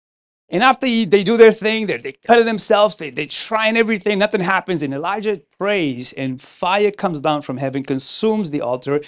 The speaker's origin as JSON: {"language": "English", "town": "Pawtucket", "region": "Rhode Island", "country": "United States", "tie": "born or raised there", "second_language": "English", "said": "I grew up in Pawtucket, Rhode Island. My parents immigrated here in 1993. I was 15 years old. I'm from the West Coast of Africa. So English is not my first language."}